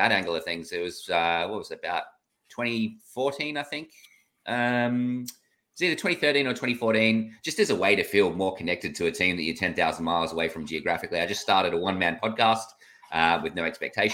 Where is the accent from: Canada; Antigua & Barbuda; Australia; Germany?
Australia; I'm Australian